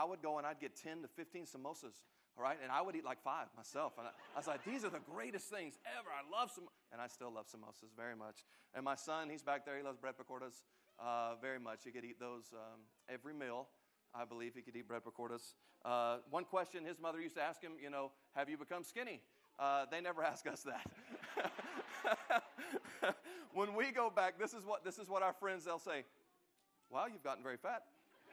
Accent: United States; also born or lived in Delhi, India; We came back to the U.S. in March of this year with my family

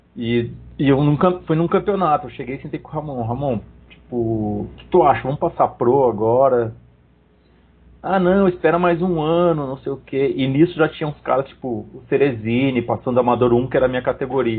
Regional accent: Esteio, Rio Grande do Sul, Brazil; de Esteio, que é minha cidade natal.

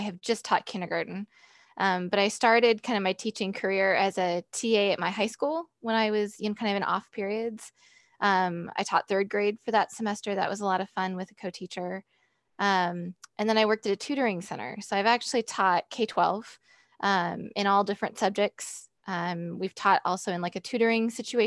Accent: San Jose, California, United States; also born or lived in Ohio / Michigan; now in North Carolina, United States; I was born in San Jose, California. So I was born way on the other side of the country. So I was born and raised there

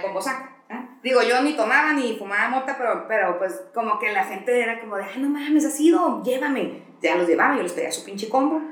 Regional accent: Tijuana, Baja California, Mexico; nací en Tijuana

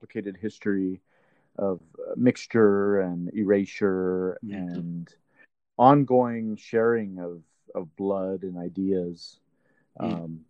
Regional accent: Albuquerque, New Mexico, United States; also born or lived in Chinle, Arizona (Navajo Nation); Albuquerque, New Mexico, which is where I've lived most of my life.

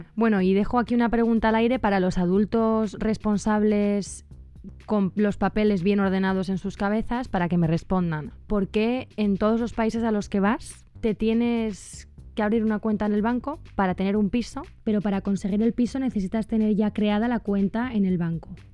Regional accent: Spain; moved away; soy de España

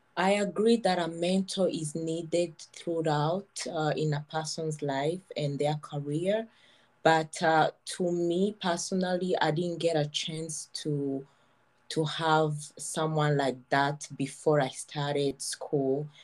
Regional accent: Kigali, Rwanda; moved away as an adult; now in Montreal, Canada; I was born in Rwanda. I grew up in Kigali

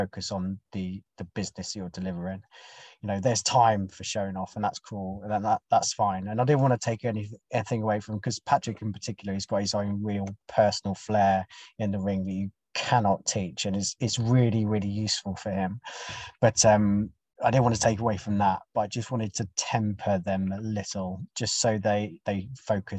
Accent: United Kingdom; I'm British as well

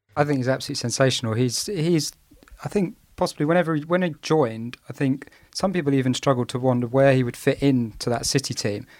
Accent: England, United Kingdom; I'm an Englishman football fan. I've been reared on no-nonsense defence

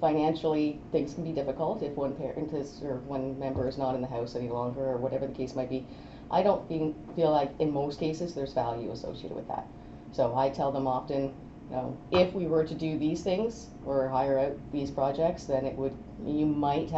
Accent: just north of Belleville, Ontario, Canada; also born or lived in Barrhaven, Ontario; now in Kemptville, Canada; I'm from just north of Belleville

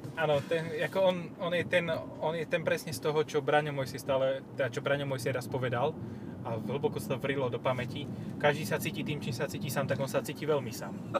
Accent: eastern Slovakia, Slovakia; u nás na východe

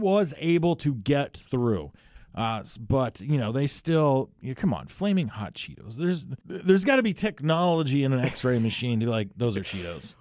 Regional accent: New Jersey, United States; my home state of New Jersey

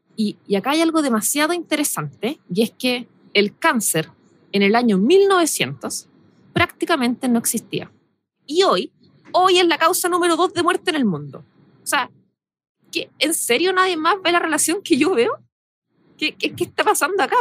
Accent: Chile

